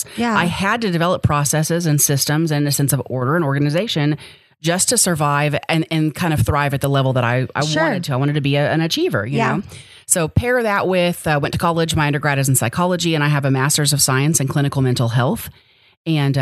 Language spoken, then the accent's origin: English; Oklahoma City, Oklahoma, United States; also born or lived in South Dakota; I mostly grew up in the Oklahoma City area